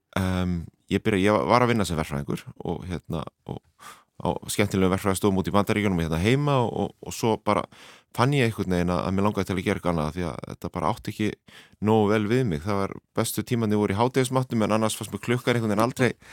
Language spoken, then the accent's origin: Icelandic; Reykjavík, Capital Region, Iceland; Ég er alinu upp á Hólavallagötu við Landagötu í Vestubærum